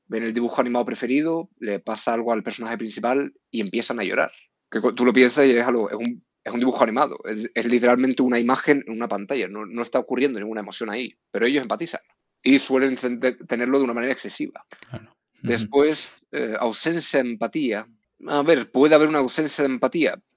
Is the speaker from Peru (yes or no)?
no; Canary Islands, Spain; moved away as an adult; also born or lived in Norway; now in Madrid, Spain; soy noruego, pero criado en Canarias. Me mudé a Canarias cuando era pequeño